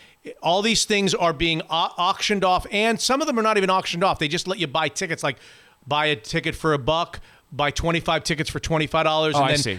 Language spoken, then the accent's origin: English; Florida, United States; moved away as an adult; Florida Man. My home state, yeah.